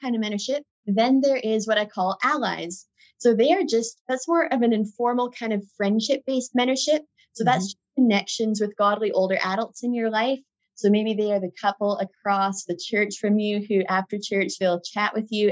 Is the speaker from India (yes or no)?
no; Alberta, Canada; Alberta, where I grew up in Canada